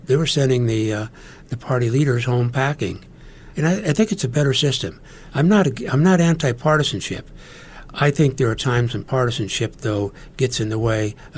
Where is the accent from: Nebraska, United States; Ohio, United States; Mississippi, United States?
Nebraska, United States; McCook; my hometown of McCook